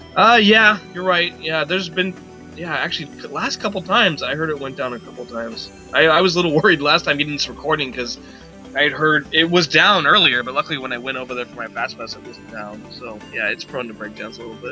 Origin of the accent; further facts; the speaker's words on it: California, United States; when you're a kid growing up in California